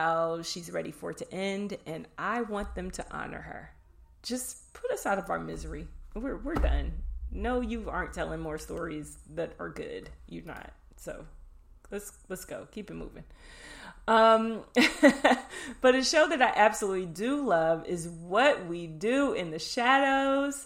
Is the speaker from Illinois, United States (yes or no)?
yes; Chicago, Illinois, United States; The Chi. It's my hometown